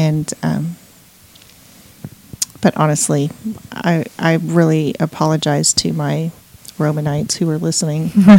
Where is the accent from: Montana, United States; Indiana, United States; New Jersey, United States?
Montana, United States; now in Texas, United States; and I've been here for 5 years now. I can't believe it's been 5 years. And I grew up in Montana.